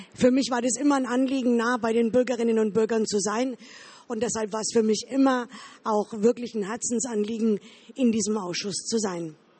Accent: Bavaria, Germany; Ich komme aus Bayern, aus dem Wahlkreis Erlangen.

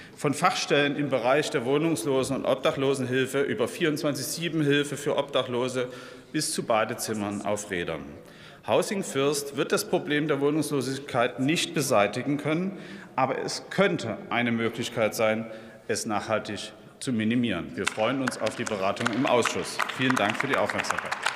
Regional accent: Dresden, Saxony, Germany; in meiner Heimatstadt Dresden

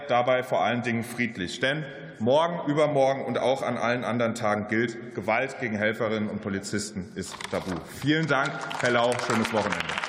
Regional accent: Mainz, Rhineland-Palatinate, Germany; in meiner Heimat Mainz

